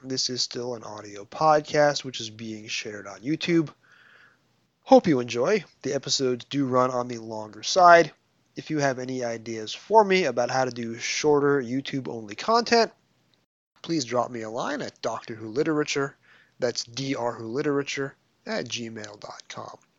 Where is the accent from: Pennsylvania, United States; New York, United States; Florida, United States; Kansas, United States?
New York, United States; accent: New York